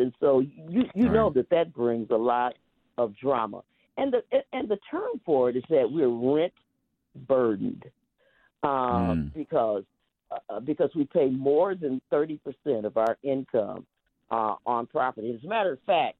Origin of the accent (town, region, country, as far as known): Milwaukee, Wisconsin, United States; born or raised there